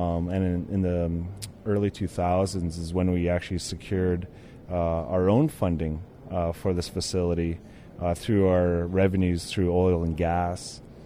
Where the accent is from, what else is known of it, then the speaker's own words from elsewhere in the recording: Alberta, Canada; I'm a Blackfoot from the Siksika Nation.